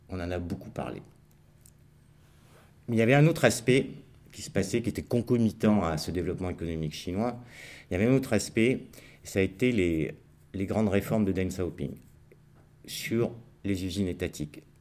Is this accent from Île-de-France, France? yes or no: yes; Paris, Île-de-France, France; Ah, je suis parisien, excusez-moi.